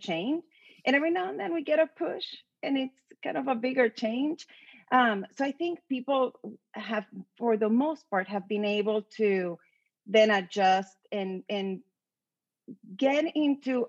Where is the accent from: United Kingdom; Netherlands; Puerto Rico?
Puerto Rico; now in Austin, United States; I'm from Puerto Rico